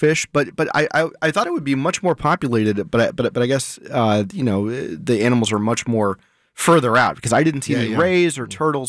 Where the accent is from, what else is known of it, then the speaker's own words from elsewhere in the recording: eastern Atlantic side of Florida, United States; moved away; I grew up on the opposite side of the state, more of the eastern Atlantic side